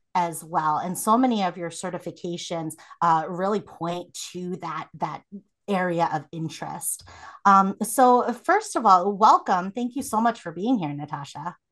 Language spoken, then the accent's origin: English; South Korea; moved away; I was born in Korea